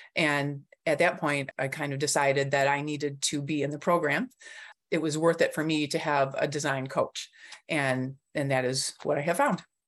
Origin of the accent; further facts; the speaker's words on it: Clarkston, Michigan, United States; I'm from Clarkston, Michigan